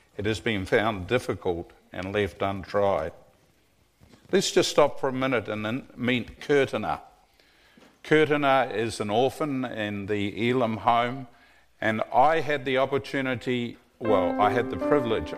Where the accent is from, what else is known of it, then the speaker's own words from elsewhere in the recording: New Zealand; moved away as an adult; also born or lived in Tennessee; now in Collegedale, United States; I'm a legal immigrant from New Zealand.